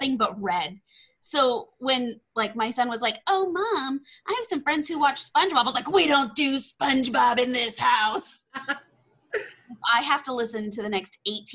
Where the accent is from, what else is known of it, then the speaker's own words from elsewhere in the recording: Texas, United States; accent: Southern; I'm from Texas